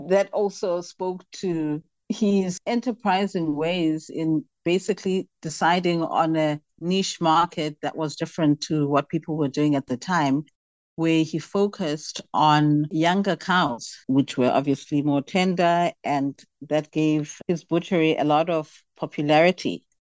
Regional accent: Port St. Johns, Eastern Cape, South Africa; I come from Port St. John's, the old Transkei. It is now the Eastern Cape

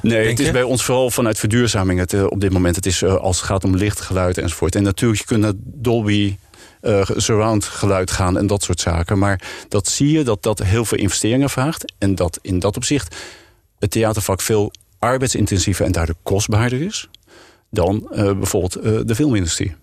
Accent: Netherlands; als Nederlanders

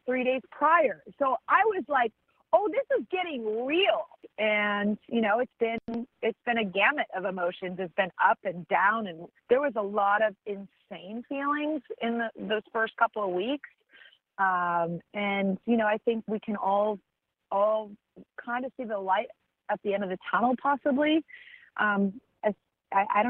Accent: Santa Barbara, California, United States; my hometown of Santa Barbara

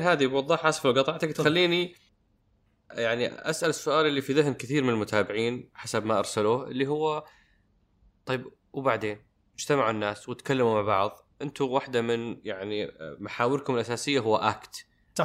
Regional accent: Saudi Arabia; احنا كسعوديين

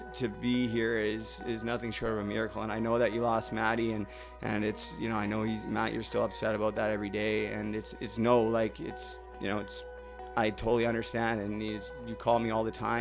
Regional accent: Vancouver, British Columbia, Canada; moved away; I grew up in Vancouver

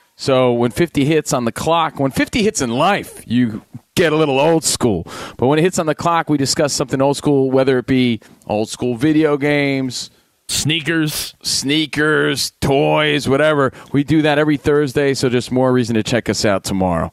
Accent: New Jersey, United States; Coming from Jersey, you know, a lot of us are mama's boys growing up

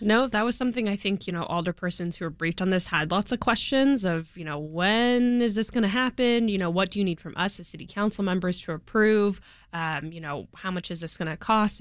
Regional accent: California, United States; now in Chicago, United States; I'm from California

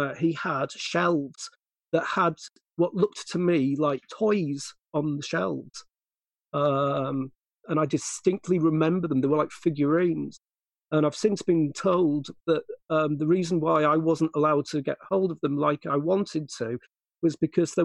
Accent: Guisborough, North East England, United Kingdom; born or raised there; also born or lived in Middlesbrough

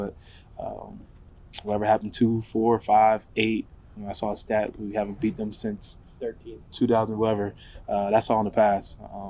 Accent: Pennsylvania, United States; growing up in Pennsylvania, obviously I was a Philly fan growing up

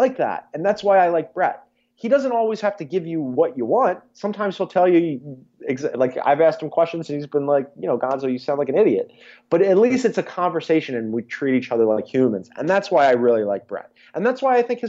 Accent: Philadelphia, Pennsylvania, United States; I am a Philadelphian

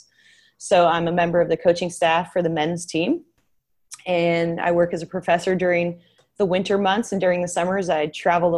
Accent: Northern California, United States; also born or lived in Tennessee; now in Sacramento, United States; I'm originally from Northern California and my biological family is up north

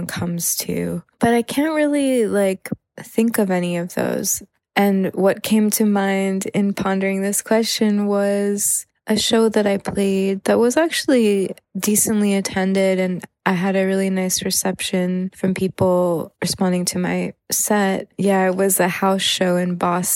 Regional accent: Thailand; growing up in Thailand, I didn't have access to gigs really

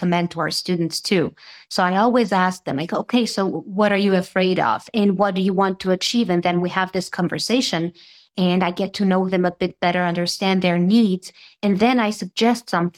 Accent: Serbia; first language Serbian; English is a second language; moved away as an adult; now in Netherlands; I'm from Serbia. So yeah, English is my second language.

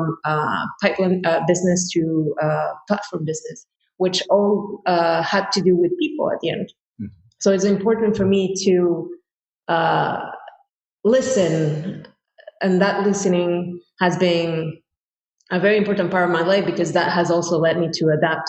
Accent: Cuernavaca, Morelos, Mexico; moved away as an adult; also born or lived in France; now in New York, United States; I was born in Mexico in a place called Cuernavaca, which is somehow like the Beverly Hills of Mexico City.

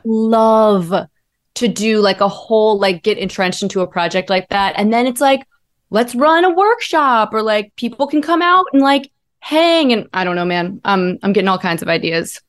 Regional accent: Ohio, United States; I grew up in Ohio

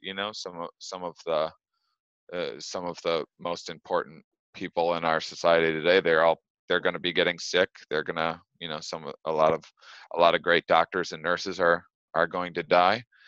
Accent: Wisconsin, United States; moved away as an adult; also born or lived in Los Angeles; Wisconsin, my hometown, and I'm recording this from my childhood bedroom right now

